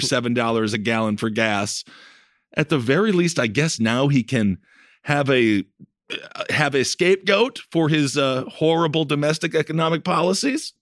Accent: Wisconsin, United States; I'm from Wisconsin

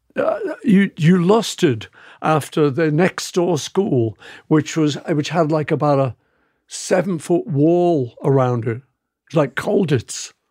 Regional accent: England, United Kingdom; I'm English

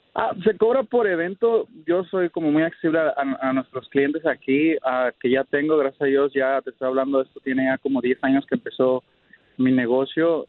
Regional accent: Puebla, Mexico; now in Dallas, United States; soy de Puebla

